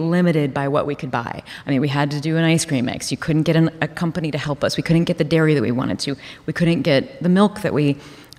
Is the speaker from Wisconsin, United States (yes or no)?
no; Columbus, Ohio, United States; I'm from Columbus, Ohio